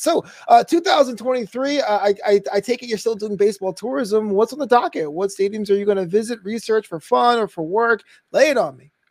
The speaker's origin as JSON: {"language": "English", "town": "New York City", "region": "New York", "country": "United States", "tie": "born or raised there", "said": "I grew up in Brooklyn."}